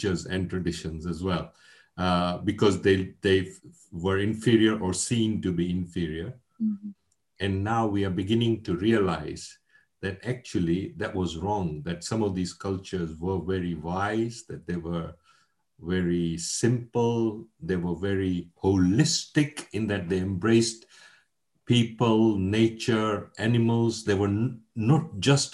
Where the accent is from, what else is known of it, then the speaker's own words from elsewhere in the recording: Mombasa, Mombasa County, Kenya; moved away as an adult; also born or lived in London, United Kingdom; I was born in Mombasa in Kenya. Kenya was a British colony. I was born a couple of years before independence, before Kenya became independent. And educated in Kenya. And then at the age of 18, I came to the London School of Economics in Britain